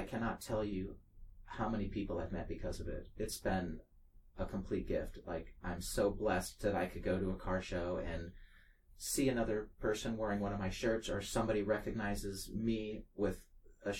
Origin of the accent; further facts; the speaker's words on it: Cupertino, California, United States; I'm from Cupertino, California